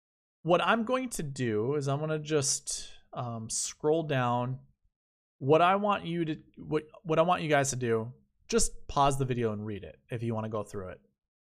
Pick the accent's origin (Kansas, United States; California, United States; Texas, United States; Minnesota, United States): Minnesota, United States; moved away; I'm from Minnesota.